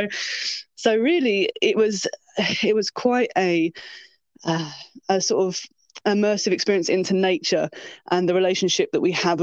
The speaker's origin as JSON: {"language": "English", "area": "Sussex", "region": "South East England", "country": "United Kingdom", "moved": "yes", "lives_now": "South Wales, United Kingdom", "said": "I'm from Sussex originally, but I'm currently in South Wales"}